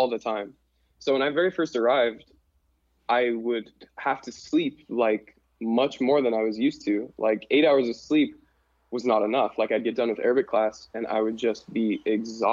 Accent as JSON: {"language": "English", "town": "Butte", "region": "Montana", "country": "United States", "tie": "born or raised there", "moved": "as an adult", "lives_now": "Cairo, Egypt", "said": "So I was born and raised in Butte, lived in Butte, Montana my whole life"}